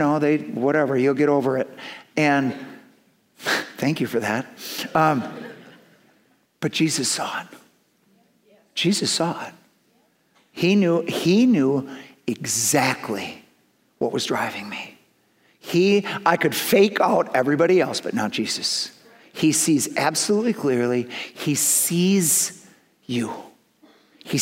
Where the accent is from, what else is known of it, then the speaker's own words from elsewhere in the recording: Milton, Wisconsin, United States; also born or lived in Madison, Wisconsin; I'm from Milton, Wisconsin